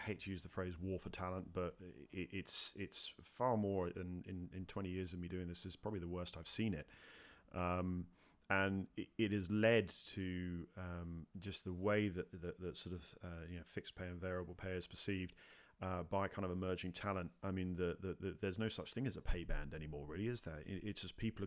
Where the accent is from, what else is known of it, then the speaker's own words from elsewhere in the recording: United Kingdom; moved away as an adult; now in United States; my own experiences in the UK and obviously coming over to the US as a Brit